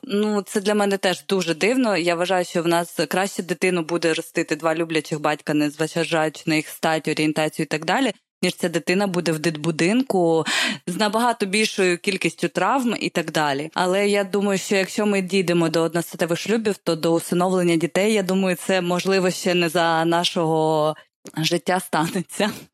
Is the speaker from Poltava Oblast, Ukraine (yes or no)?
yes; Poltava, Poltava Oblast, Ukraine; я з Полтави взагалі